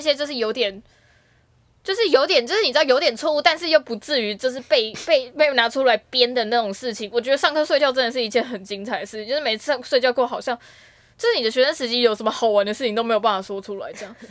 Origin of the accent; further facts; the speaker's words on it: Taipei, Taiwan; 我是台北长大的小孩嘛